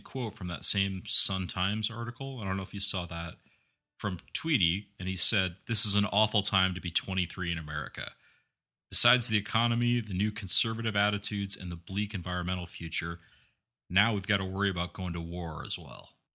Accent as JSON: {"language": "English", "region": "Midwest", "country": "United States", "tie": "born or raised there", "said": "growing up in the Midwest"}